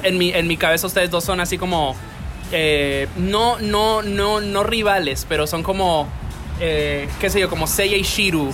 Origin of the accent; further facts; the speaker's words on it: Dominican Republic; yo me crié aquí